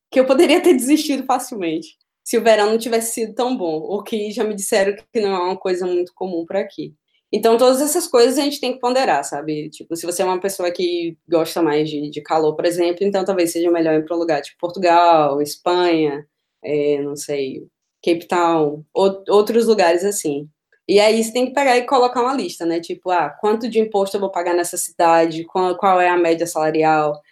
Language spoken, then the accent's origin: Portuguese; Northeast Region, Brazil; now in Berlin, Germany; Eu sou nordestina, eu gosto de, de calor, não gosto de passar frio.